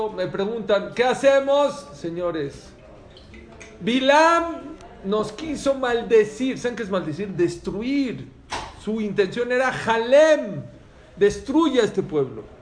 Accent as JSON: {"language": "Spanish", "country": "Venezuela", "said": "yo vengo de Venezuela, yo sé qué pasó."}